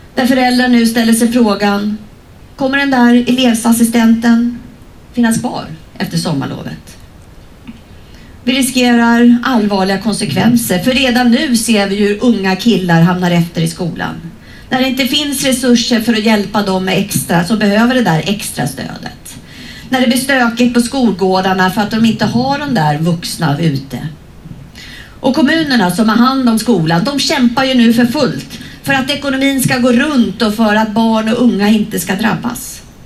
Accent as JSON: {"language": "Swedish", "country": "Sweden", "said": "vi svenskar"}